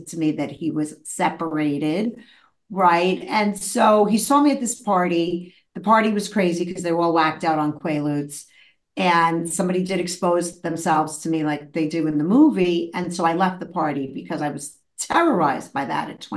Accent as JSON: {"language": "English", "town": "New York City", "region": "New York", "country": "United States", "tie": "born or raised there", "said": "I grew up in Brooklyn in the 70s with a mother who was super psychological and very into my feelings"}